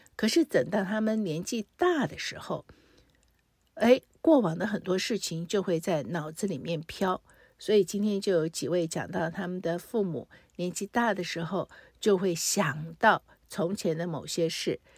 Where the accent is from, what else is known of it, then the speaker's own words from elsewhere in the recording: Taiwan; 我虽然在台湾出生，可是父母都是从大陆来台